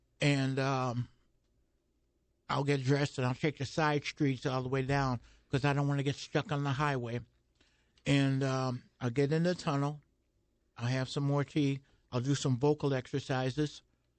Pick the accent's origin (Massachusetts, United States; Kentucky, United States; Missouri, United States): Missouri, United States; St. Louis area; born or raised there